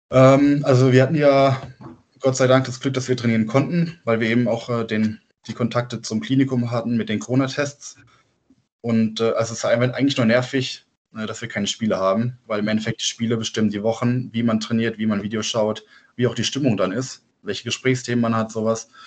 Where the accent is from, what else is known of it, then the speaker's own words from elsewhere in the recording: Offenburg, Baden-Württemberg, Germany; accent: Badisch; ja, also wir, wir kommen aus Offenburg, das sage ich, äh, also klar Südbaden und wir reden dort auch Badisch.